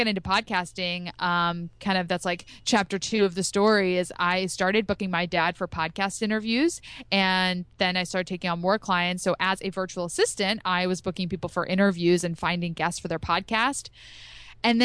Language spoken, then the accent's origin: English; outside of Philadelphia, Pennsylvania, United States; I grew up outside of Philadelphia.